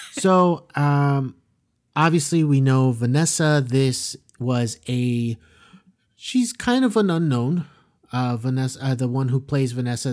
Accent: South Florida, United States; growing up in South Florida because, yeah, like, we know a bunch of Hispanic people

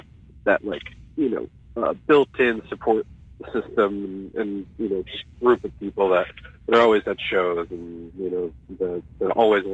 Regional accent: Hudson Valley, New York, United States; growing up in the Hudson Valley

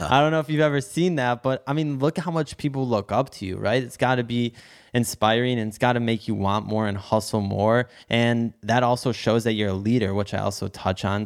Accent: Detroit, Michigan, United States; I'm in Detroit. I grew up in Detroit

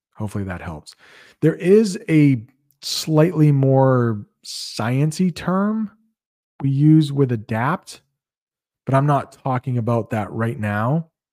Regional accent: United States; accent: American English; first language English; I'm an American. I've been speaking English all of my life

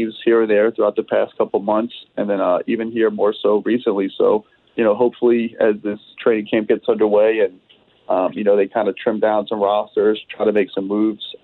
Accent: New Orleans, Louisiana, United States; now in California, United States; my hometown of New Orleans

